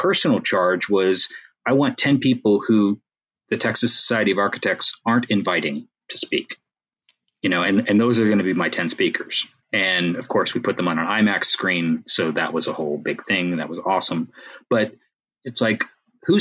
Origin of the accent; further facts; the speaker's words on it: Canada; I'm Canadian